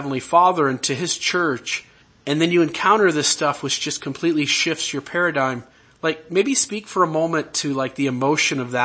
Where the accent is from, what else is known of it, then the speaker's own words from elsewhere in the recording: Ohio, United States; I'm from Ohio